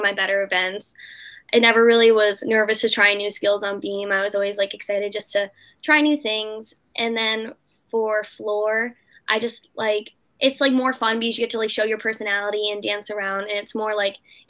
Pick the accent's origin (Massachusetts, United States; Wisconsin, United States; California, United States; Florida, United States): Massachusetts, United States; Norwell; I'm from Norwell, Massachusetts. It's a small town about 30 minutes from Boston